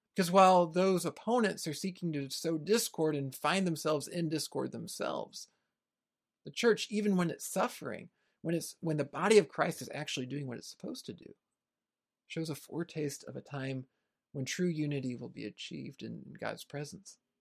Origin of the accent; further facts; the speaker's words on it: United States; my own country here in the United States